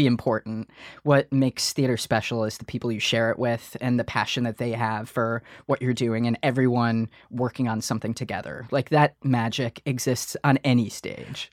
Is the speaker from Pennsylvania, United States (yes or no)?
no; Detroit, Michigan, United States; moved away; we're from Detroit, Michigan